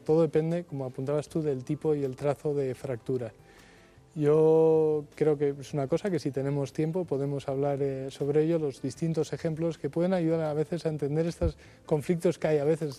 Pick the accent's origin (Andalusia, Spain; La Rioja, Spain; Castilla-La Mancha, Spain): La Rioja, Spain; Logroño; Yo nací en Logroño